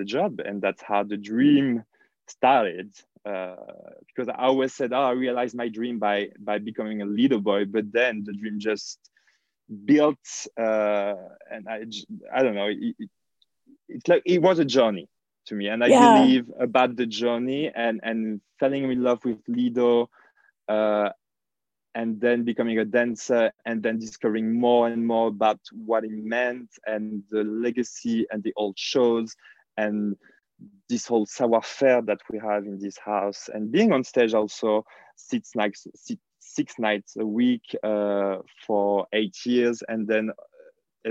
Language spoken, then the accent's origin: English; near Lyon, Auvergne-Rhône-Alpes, France; moved away; I'm from in between the center and the south of France. The biggest city near my hometown is called Lyon.